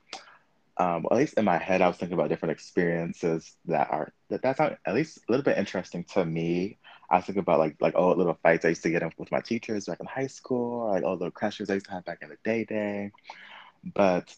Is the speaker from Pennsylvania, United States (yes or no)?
no; Ohio, United States; I am from Ohio